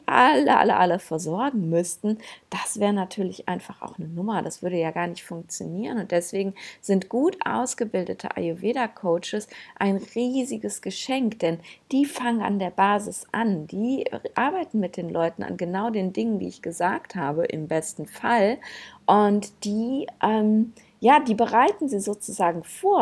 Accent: Germany; bei uns in Deutschland

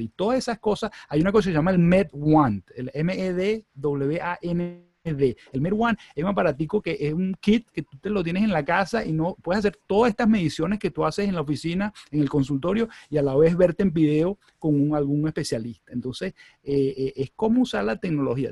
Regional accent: Venezuela; moved away as an adult; also born or lived in Chicago / Michigan; now in United States; yo soy venezolano, yo, yo nací, me crié en Venezuela

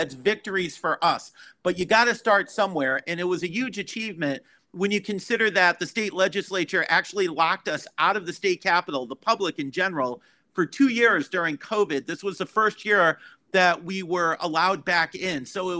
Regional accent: Connecticut, United States; I was born and raised in Connecticut. I love Connecticut. I expect to live the rest of my life in Connecticut.

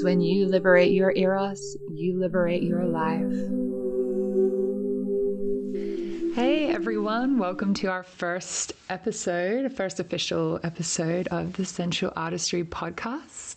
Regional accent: Perth, Western Australia, Australia; born or raised there

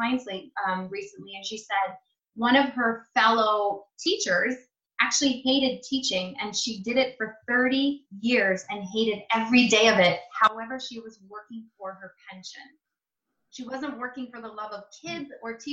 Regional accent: Ontario, Canada; I'm originally from Canada. Ontario

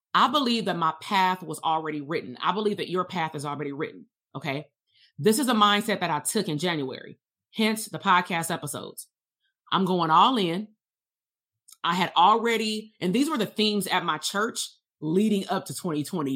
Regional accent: Compton, California, United States; going to school K through twelve in Compton

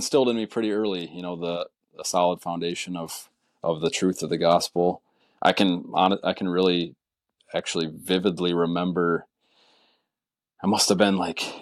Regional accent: Olivet, Michigan, United States; I'm from a little town called Olivet, Michigan, kind of southern Michigan there, rural town

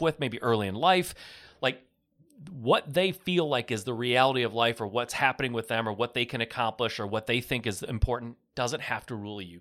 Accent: Michigan, United States; I'm from Michigan

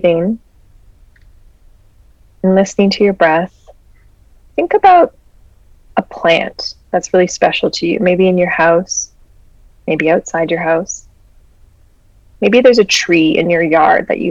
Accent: Peace Athabasca Delta, Northern Alberta, Canada; we come from the Peace Athabasca Delta

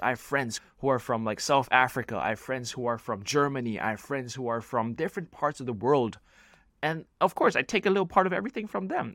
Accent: Hong Kong; now in Philippines; I classify myself as a Hong Konger

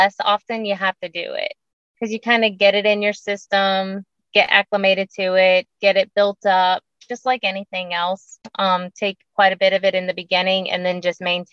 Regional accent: Florida, United States; also born or lived in South Carolina; now in Columbia, United States; I grew up in Florida

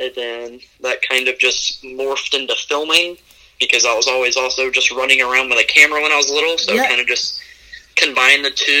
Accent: Cincinnati, Ohio, United States; also born or lived in Virginia; I was born in Virginia, and then I moved to the Cincinnati area when I was about 5.

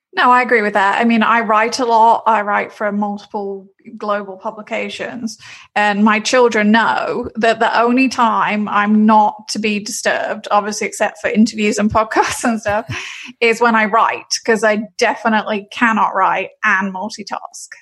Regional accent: London, United Kingdom; moved away as an adult; now in Orlando, United States; I'm originally from London, England, but I've been in Florida a long time

